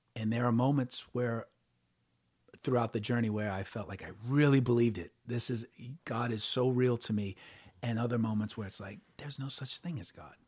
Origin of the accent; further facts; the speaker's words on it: New Orleans, Louisiana, United States; I grew up in New Orleans